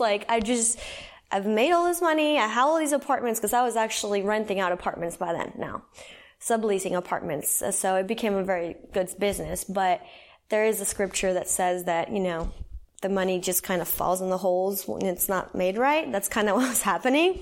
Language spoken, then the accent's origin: English; San Salvador, El Salvador; I was born and raised in El Salvador. I'll start there, Central America. So, San Salvador